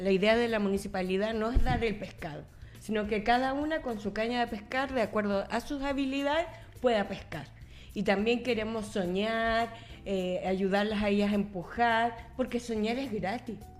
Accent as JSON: {"language": "Spanish", "region": "Coquimbo", "country": "Chile", "moved": "as an adult", "lives_now": "Santiago, Chile", "said": "Soy de Coquimbo"}